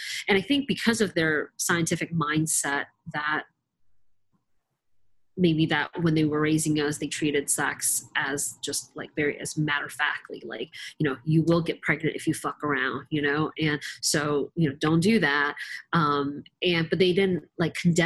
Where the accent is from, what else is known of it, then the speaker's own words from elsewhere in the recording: Georgia, United States; growing up in Georgia is just simply not a place for Asian people